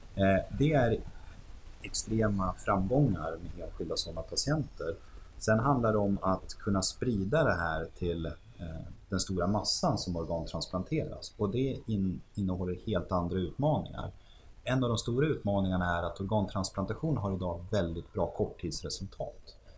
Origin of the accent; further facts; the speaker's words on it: Västerås, Västmanland, Sweden; moved away; så är vi, vi födda och uppvuxna i Västerås